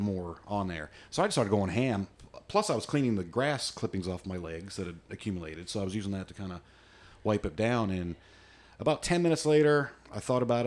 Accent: United States; I'm an American redneck

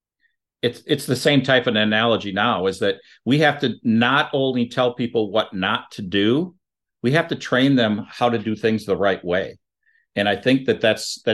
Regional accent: Saint Paul, Minnesota, United States; also born or lived in Breckenridge, Minnesota; I grew up in St. Paul

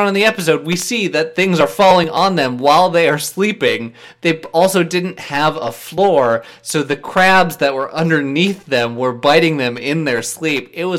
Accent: Minnesota, United States; my home state of Minnesota.

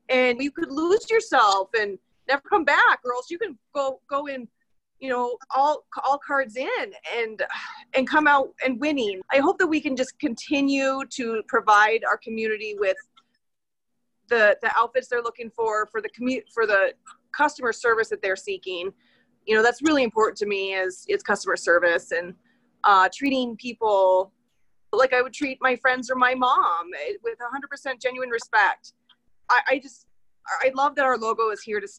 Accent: Prescott, Arizona, United States; when I was growing up in Prescott, we lived just right downtown

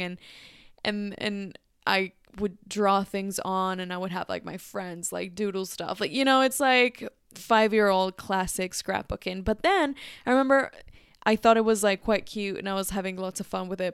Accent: Mexico City, Mexico; English is a second language; moved away; Mexico City, my natal city.

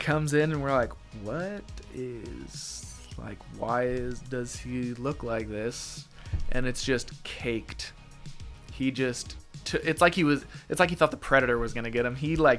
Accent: Whitwell, Tennessee, United States; accent: Southern drawl; I'm from Whitwell.

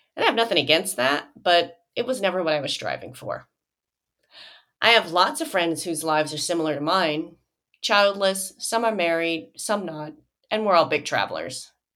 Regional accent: Joliet, Illinois, United States; moved away; my hometown of Joliet, Illinois

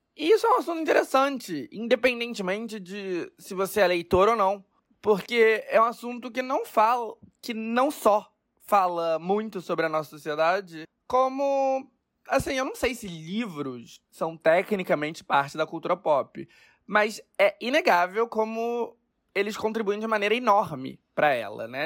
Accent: Rio de Janeiro, Brazil; moved away as an adult; also born or lived in Lisbon / São Paulo; eu tô de volta na minha terra natal, o Brasil, depois de quatro anos morando em Lisboa e de passar pela Cidade do México, por Nova York, pela Andaluzia, por Paris e por São Paulo, eu estou de volta para onde tudo começou, o Rio de Janeiro

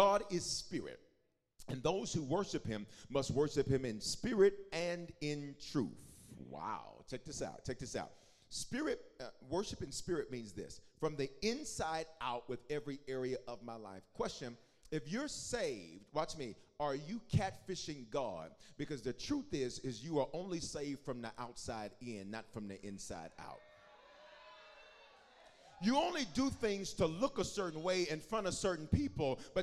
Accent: the South, United States; When I was growing up in the South

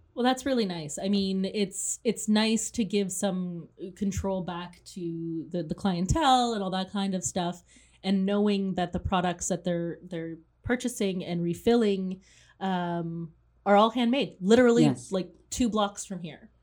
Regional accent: Owen Sound, Ontario, Canada; I have a very emotional attachment to I mean, my hometown

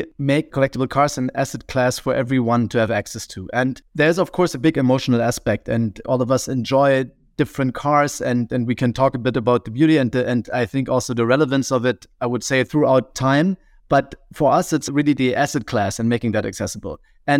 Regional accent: Berlin, Germany; So I consider myself a bit more of a city boy because I grew up in Berlin

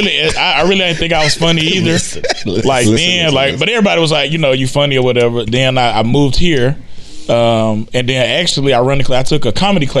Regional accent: Memphis, Tennessee, United States; moved away; I'm originally from Memphis.

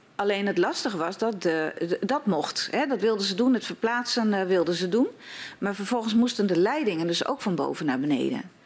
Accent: Schildwolde, Groningen, Netherlands; ik kom uit Schildwolde.

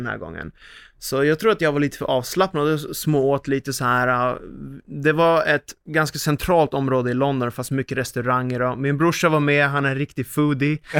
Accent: Sweden; här hemma i Sverige

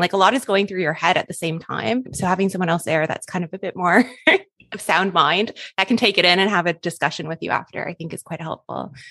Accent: Canada; now in Australia; I'm Canadian, by the way, if my accent is throwing you off and you're like, she does not sound Australian, I'm just in Australia

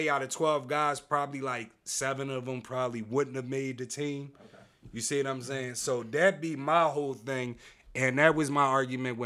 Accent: Philadelphia, Pennsylvania, United States; I always went to school in South Philly my whole life. You know what I mean? I'm from North, but I always went to school in South Philly

